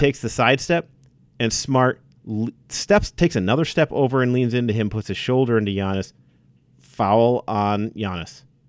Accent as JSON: {"language": "English", "region": "Wisconsin", "country": "United States", "moved": "yes", "said": "being from Wisconsin, I love where I'm from."}